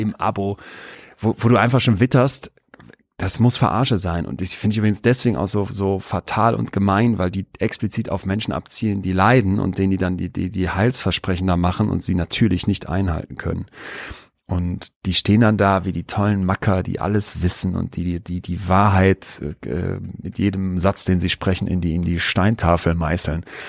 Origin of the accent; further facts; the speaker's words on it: Rhineland, Germany; wir sind ja aus dem Rheinland